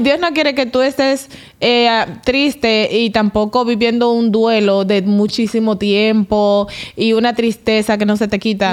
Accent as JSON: {"language": "Spanish", "area": "Cristo Rey", "region": "Distrito Nacional", "country": "Dominican Republic", "tie": "born or raised there", "said": "nosotros crecimos en Cristo Rey"}